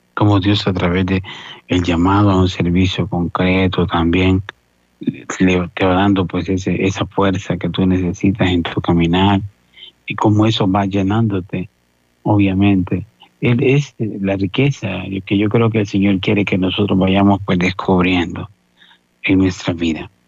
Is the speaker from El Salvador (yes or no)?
yes; El Salvador; las peregrinaciones que hacían desde desde mi pueblo hasta un santuario mariano que, que muy conocido, cerca el santuario justamente de la Virgen de Fátima, eh, que existe pues en Cojute, eh, que nosotros hacíamos